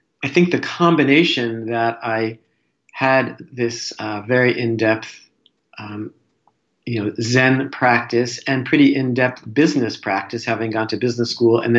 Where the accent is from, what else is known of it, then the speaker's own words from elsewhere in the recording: New Jersey, United States; I'm a New Jersey boy